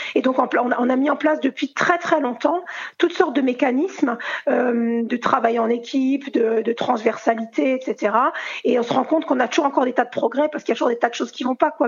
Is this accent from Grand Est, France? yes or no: yes; Alsace, Grand Est, France; en tant qu'Alsacienne